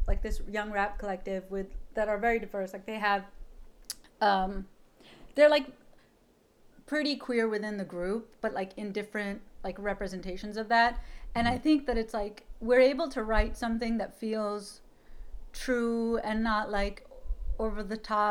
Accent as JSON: {"language": "English", "region": "Utah", "country": "United States", "tie": "born or raised there", "said": "I grew up in Utah"}